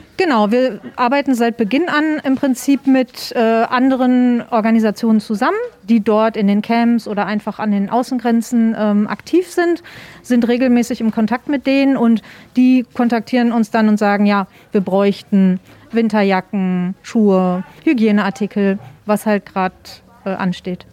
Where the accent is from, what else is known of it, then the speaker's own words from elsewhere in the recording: Germany; wir hier als Deutsche oder generell als EuropäerInnen